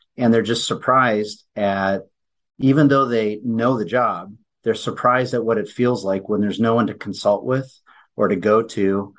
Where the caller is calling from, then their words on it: Anchorage, Alaska, United States; Anchorage, Alaska.